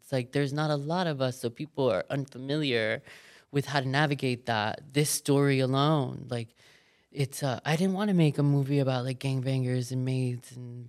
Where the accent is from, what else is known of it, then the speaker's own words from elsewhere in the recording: Miami, Florida, United States; I'm from Miami. Like I was raised by a fucking drug dealer.